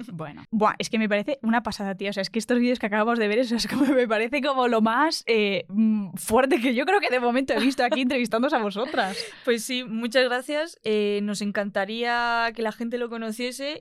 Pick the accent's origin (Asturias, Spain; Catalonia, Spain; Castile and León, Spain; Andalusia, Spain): Andalusia, Spain; Albolote; moved away as an adult; now in Madrid, Spain; Yo soy de Granada, de un pueblo de Albolote